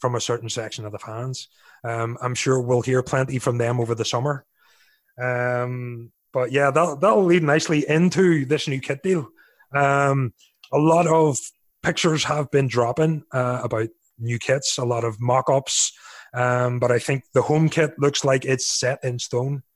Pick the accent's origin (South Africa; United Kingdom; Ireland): Ireland; Being an Irishman